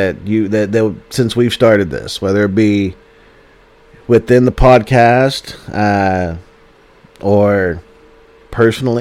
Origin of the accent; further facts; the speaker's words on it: Oklahoma City, Oklahoma, United States; As a kid growing up in Oklahoma City, in the city, who went to the mall by myself